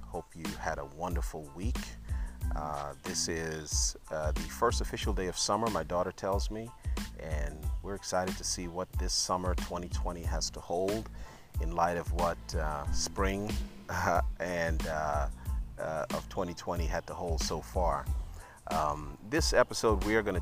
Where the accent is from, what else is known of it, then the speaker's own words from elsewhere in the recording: New York City, New York, United States; I grew up in New York City